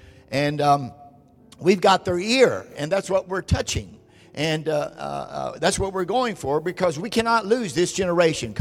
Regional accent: Orange County, California, United States; we are from Orange County, California, Southern California

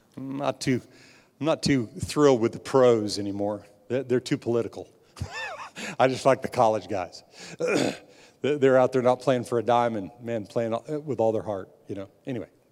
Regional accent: United States; born in this nation And I'm a, I'm, I'm a very proud American

